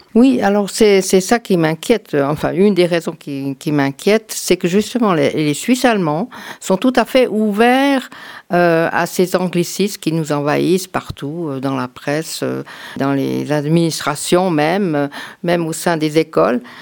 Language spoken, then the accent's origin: French; France; also born or lived in Canton of Vaud, Switzerland; now in Canton of Fribourg, Switzerland; Je suis française d'origine